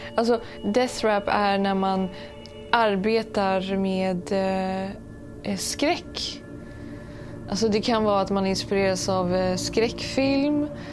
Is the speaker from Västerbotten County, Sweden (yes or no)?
no; Stockholm, Stockholm County, Sweden; Jag är ju uppväxt i Stockholm